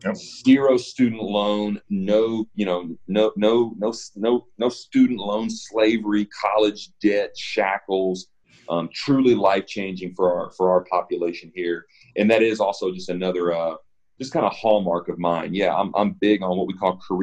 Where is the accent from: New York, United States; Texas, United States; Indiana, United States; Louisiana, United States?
Indiana, United States; Evansville; moved away as an adult; also born or lived in Nashville, Tennessee / Los Angeles; I grew up in Evansville, Indiana